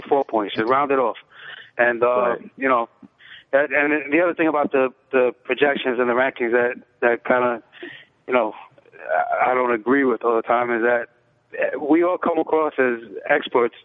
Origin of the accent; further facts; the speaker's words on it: New York City, New York, United States; also born or lived in Bronx / Brooklyn; I grew up in the Lower East Side